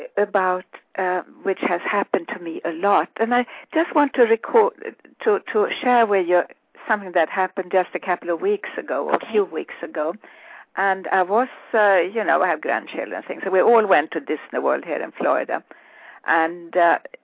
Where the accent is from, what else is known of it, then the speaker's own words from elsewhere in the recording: Sweden; moved away; growing up in Sweden